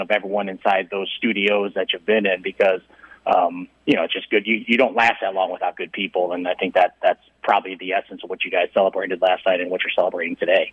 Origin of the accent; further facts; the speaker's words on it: Midwest, United States; moved away; I'm from the Midwest